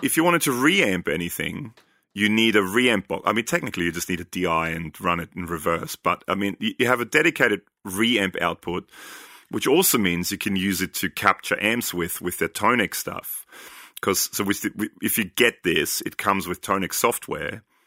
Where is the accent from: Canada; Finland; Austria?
Austria; I'm from Austria